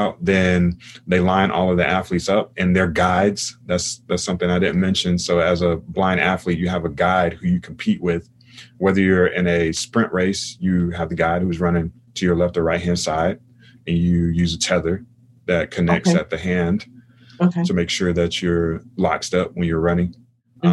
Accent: United States; I'm from America

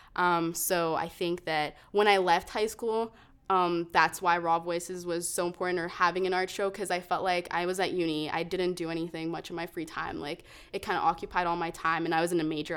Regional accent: Calgary, Alberta, Canada; also born or lived in Toronto; we moved here when I was five, so I was pretty much a Calgarian, born and raised here

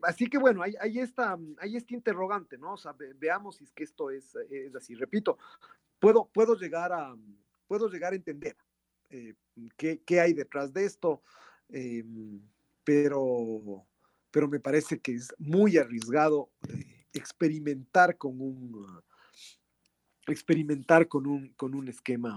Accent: Ecuador; nosotros somos de Ecuador

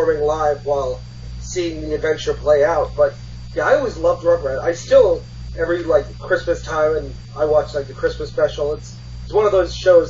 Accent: Connecticut, United States; I grew up in Connecticut

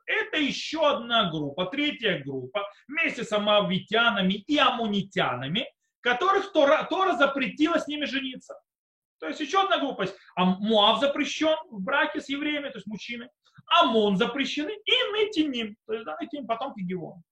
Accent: Israel; also born or lived in Soviet Union; я приехал в Израиле ребёнком, в принципе, подростком, в школе. Э, и я вырос в Израиле

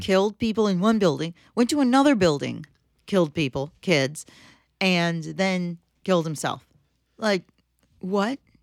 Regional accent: Michigan, United States; we're from Michigan

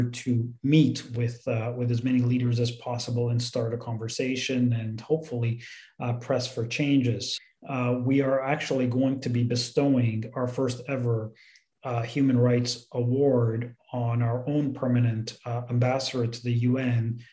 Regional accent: Canada; as Canadians

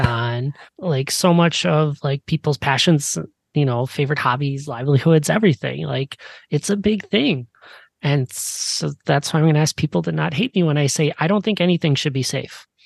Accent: Midwest, United States; growing up in the Midwest, I was a big Six Flags person

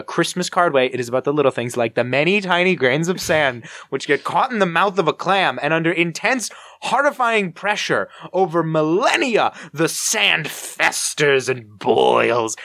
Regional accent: New Jersey, United States; I'm from New Jersey

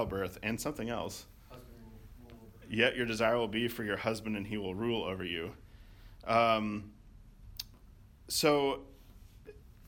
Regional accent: Arkansas, United States; when I was growing up in Arkansas

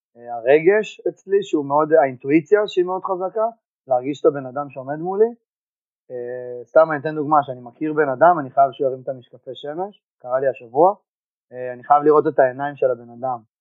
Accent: Givat HaShlosha, Central District, Israel; בקיבוץ גבעת השלושה. תוך כדי במקביל התחלתי לעבוד בחוגי שחייה בקיבוץ. אה, היה שלוחה של האגודה של בית ברל אצלנו בקיבוץ

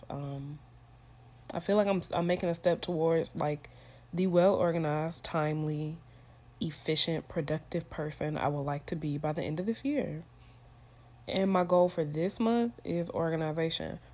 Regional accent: Stone Mountain, Georgia, United States; moved away as an adult; also born or lived in Tennessee; I'm from Stone Mountain, Georgia

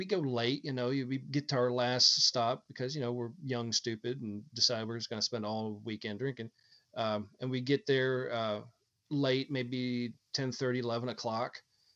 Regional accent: Pennsylvania, United States; when I grew up in Pennsylvania

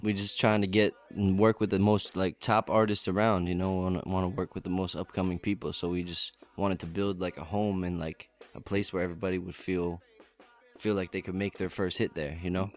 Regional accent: Lakewood, New Jersey, United States; originally from Jersey, uh, uh-huh. like South Jersey, uh, Lakewood, Ocean County, um, mm-hmm. and just grew up down there

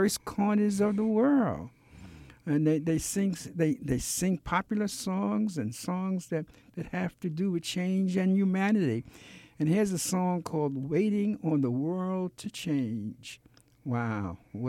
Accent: New York City, New York, United States; growing up in Brooklyn in the Marcy Projects

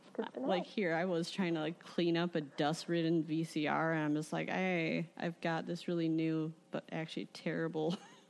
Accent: Chicago, Illinois, United States; I'm a Chicagoan

